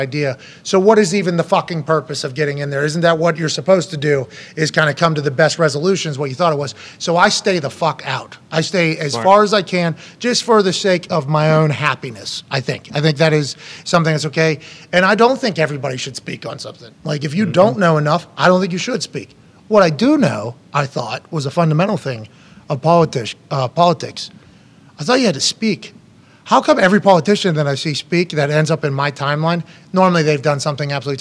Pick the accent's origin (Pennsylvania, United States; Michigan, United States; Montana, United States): Pennsylvania, United States; I'm from Pennsylvania